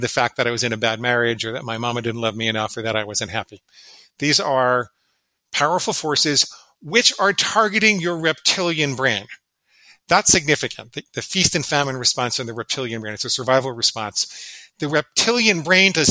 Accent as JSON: {"language": "English", "town": "New York City", "region": "New York", "country": "United States", "tie": "born or raised there", "said": "I grew up in and around New York City"}